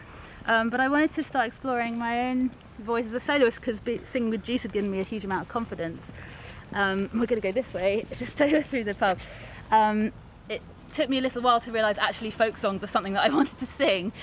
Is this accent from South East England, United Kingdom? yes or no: yes; High Wycombe, South East England, United Kingdom; moved away as an adult; also born or lived in Canada / York; I was born in High Wycombe and then came back to High Wycombe from Canada. I grew up there and then went to York as a student